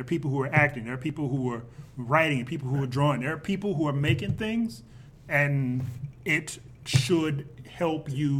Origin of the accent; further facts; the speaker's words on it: Compton, California, United States; I'm from Compton.